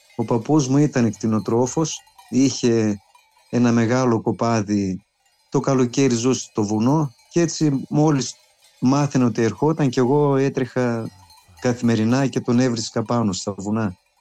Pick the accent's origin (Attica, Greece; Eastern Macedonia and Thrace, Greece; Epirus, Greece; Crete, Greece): Epirus, Greece; Anilio; γεννήθηκα στο Ανήλιο Μητσόβου, ένα μικρό ορεινό χωριό στην καρδιά της Πίντου